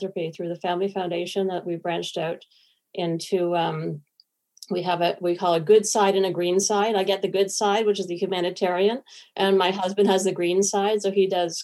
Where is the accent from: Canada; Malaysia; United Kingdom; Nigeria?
Canada; moved away as an adult; also born or lived in Kingston / Toronto; now in Sweden; I'm a Canadian and I came to Sweden for a job